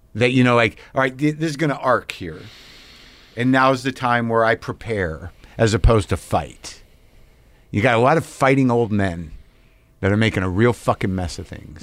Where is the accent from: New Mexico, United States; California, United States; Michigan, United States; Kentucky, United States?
New Mexico, United States; moved away; I grew up in New Mexico.